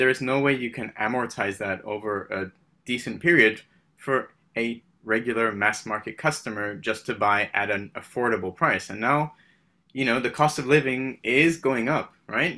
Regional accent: Paris, Île-de-France, France; moved away; also born or lived in United Kingdom; I'm originally from the U K. I, I, I grew up in France, which is maybe an oxymoron. Um, I, uh, I, so I called Paris my home.

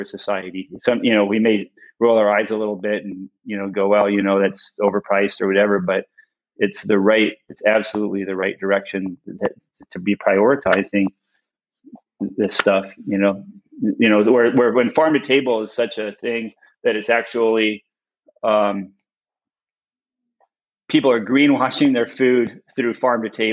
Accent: Tucson, Arizona, United States; also born or lived in Winnipeg, Manitoba, Canada; growing up in Tucson, Arizona

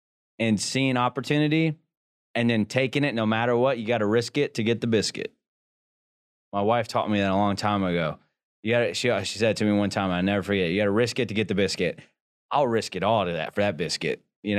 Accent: Texas, United States; I'm good in that because I came from South Texas oil field.

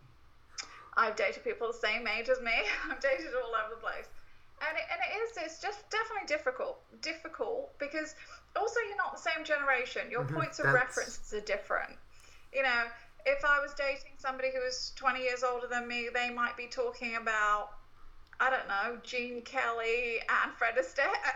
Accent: United Kingdom; now in United States; I, as a Brit

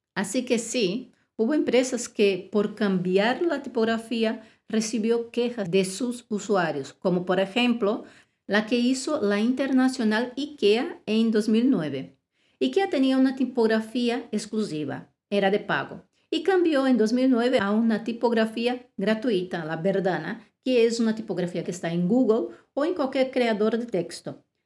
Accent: Brazil; now in Spain; en Brasil, mi país de origen

